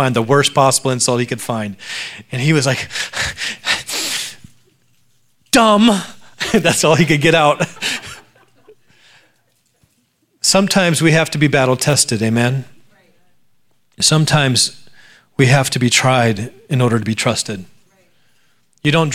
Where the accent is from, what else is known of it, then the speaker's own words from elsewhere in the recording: Alaska, United States; My brother and I grew up in Alaska, a very beautiful place to grow up